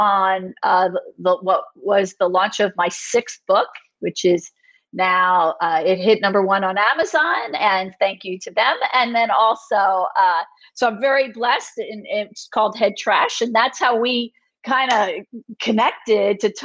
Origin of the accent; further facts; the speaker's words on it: outside of Philadelphia, Pennsylvania, United States; moved away as an adult; I'm originally from outside of Philly and grew up there and was there until I was 18 and went off to college